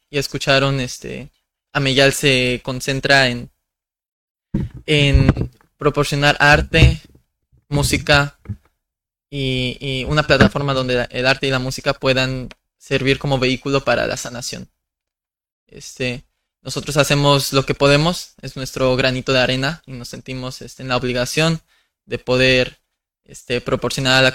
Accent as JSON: {"language": "Spanish", "country": "Mexico", "said": "Porque no solamente somos mexicanos, somos mixtecos, zapotecos, totonacas, etcétera, etcétera."}